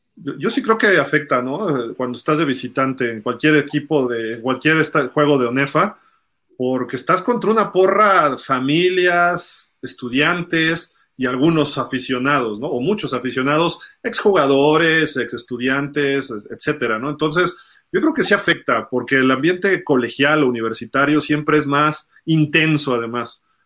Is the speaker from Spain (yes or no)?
no; Mexico City, Mexico; yo soy chilango